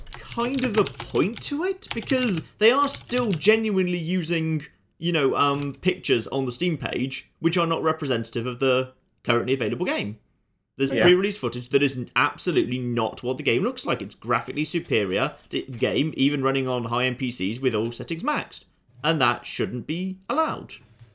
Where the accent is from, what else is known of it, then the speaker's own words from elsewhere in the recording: England, United Kingdom; I'm from the Midlands.